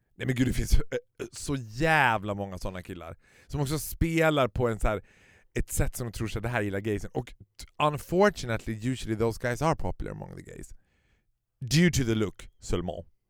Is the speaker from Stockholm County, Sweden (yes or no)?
yes; Stockholm, Stockholm County, Sweden; som stockholmare så har du alltid liksom den stockholmsglasögonen på dig